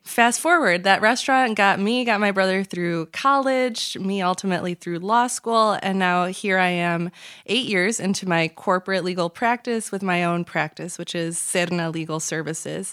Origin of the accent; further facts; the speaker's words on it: Chicago, Illinois, United States; born and raised in the Chicagoland area